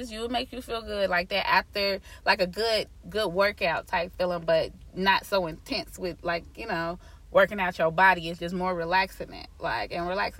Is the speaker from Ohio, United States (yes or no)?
yes; Cincinnati, Ohio, United States; moved away as an adult; I'm from Cincinnati, Ohio, so that's the 513.